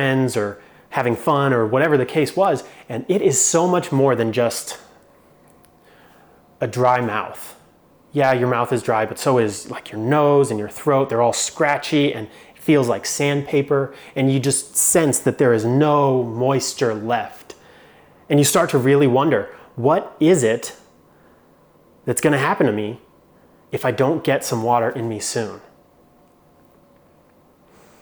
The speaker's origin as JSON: {"language": "English", "town": "Phoenix", "region": "Arizona", "country": "United States", "tie": "born or raised there", "moved": "yes", "said": "I grew up in Phoenix, Arizona, and it's hot in Phoenix, Arizona."}